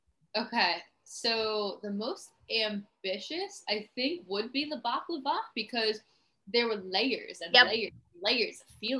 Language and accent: English; New York City, New York, United States; I'm from New York City